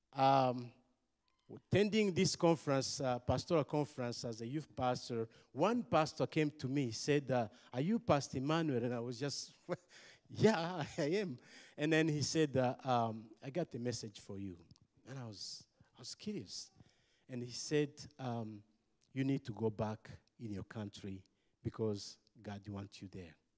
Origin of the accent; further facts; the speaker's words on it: Rwanda; I'm from Rwanda.